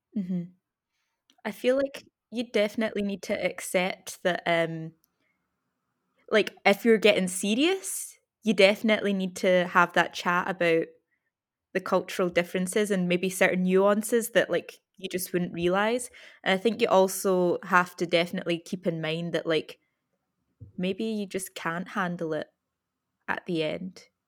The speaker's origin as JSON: {"language": "English", "region": "Scotland", "country": "United Kingdom", "tie": "born or raised there", "said": "we grew up in Scotland"}